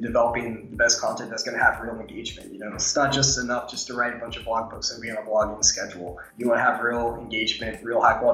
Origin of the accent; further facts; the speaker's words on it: Tallahassee, Florida, United States; I'm from Tallahassee, Florida, which is the capital, but it's a really small city